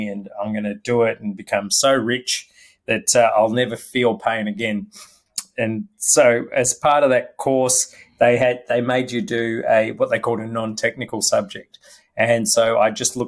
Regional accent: Melbourne, Victoria, Australia; also born or lived in Malaysia; now in Sydney, Australia; I grew up in Melbourne

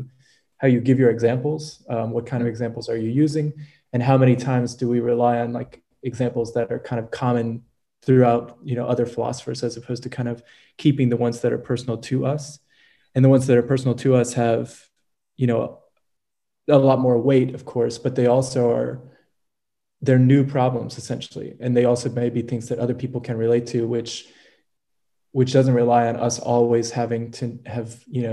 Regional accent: United States; moved away as an adult; also born or lived in New Orleans / Estonia; now in Czech Republic; coming from the USA

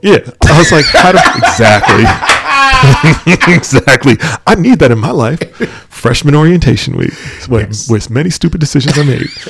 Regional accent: New York, United States; moved away; also born or lived in Michigan; we grew up in New York, and we mm-hmm. moved, we moved to Michigan

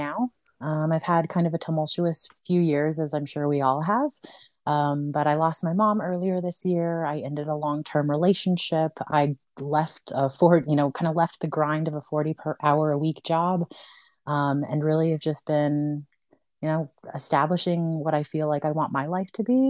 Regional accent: Colorado, United States; also born or lived in Honduras; I was born in Honduras. I was adopted at 9 months and I moved to Colorado at about that age. I've lived here most of my life

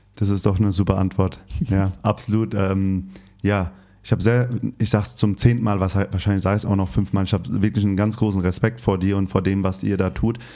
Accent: Hesse, Germany; now in Berlin, Germany; Ich komme aus Hessen Hast vielleicht gemerkt mit meinem Dialekt so ein bisschen

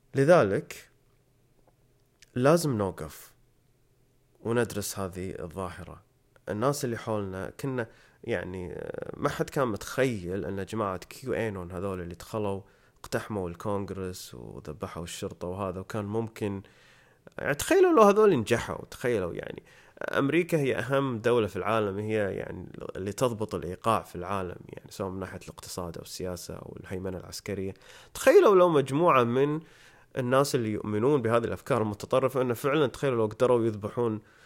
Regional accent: Kuwait; إحنا عندنا بالكويت

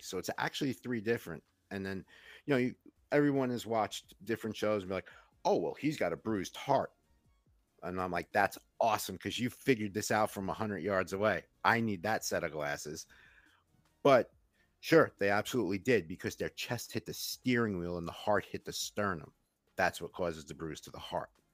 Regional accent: New York, United States; I grew up in Queens

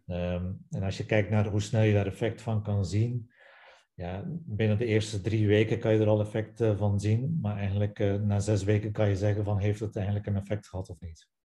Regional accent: Belgium; accent: Belgian; moved away as an adult; also born or lived in Ghent; now in Netherlands; zoals je hoort aan mijn naam en aan mijn accent, nog altijd na 14 jaar Nederland, ben ik Belg

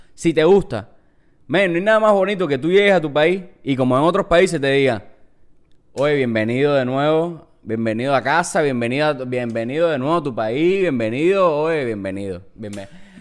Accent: Cuba; moved away; somos cubanos

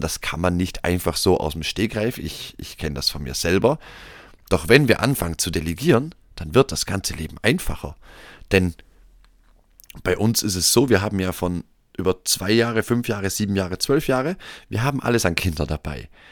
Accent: Austria; hier bei uns in Österreich

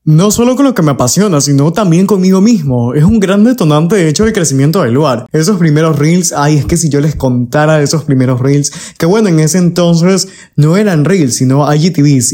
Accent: Ecuador; como ecuatoriano orgulloso

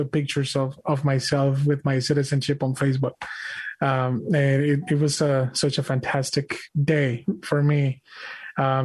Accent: Mexico; English is a second language; now in United States; I was born and raised in Mexico

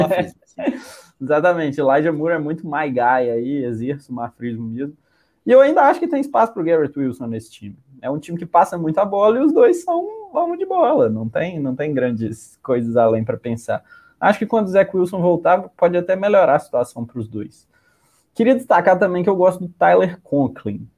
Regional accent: Minas Gerais, Brazil; eu sou mineiro, eu já falei trem, eu já falei trem aqui nessa live umas seis vezes

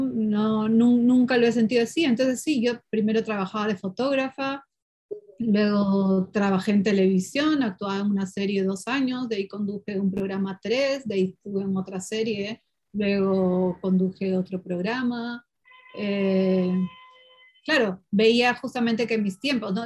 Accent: Peru; first language Portuguese; Spanish is a second language

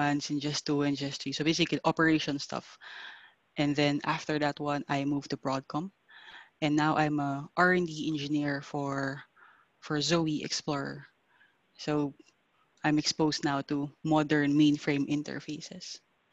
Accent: Philippines; moved away as an adult; also born or lived in Singapore; I am from the Philippines

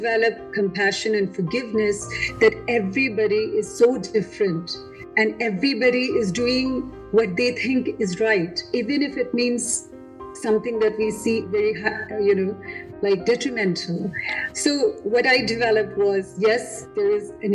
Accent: Delhi, India; moved away; I'm from Delhi

